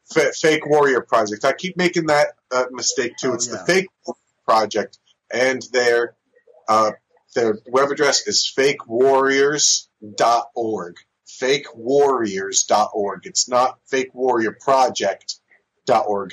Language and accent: English; New Jersey, United States; also born or lived in San Diego, California; I was born in California, but I was raised in New Jersey